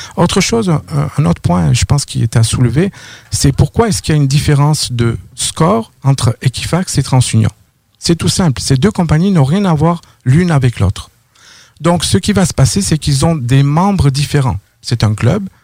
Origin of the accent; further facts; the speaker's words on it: near Toulouse, Occitania, France; moved away as an adult; also born or lived in Paris, France; now in Quebec, Canada; j'ai grandi dans le sud de la France, pas loin de Toulouse